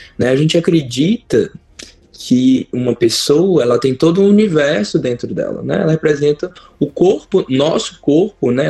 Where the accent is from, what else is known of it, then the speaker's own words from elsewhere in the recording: São Sebastião do Rio Preto, Minas Gerais, Brazil; moved away; also born or lived in Belo Horizonte; Eu morava no interior, sou do interior é, de Minas, eu sou de São Sebastião do Rio Preto, é uma cidade perto de Itabira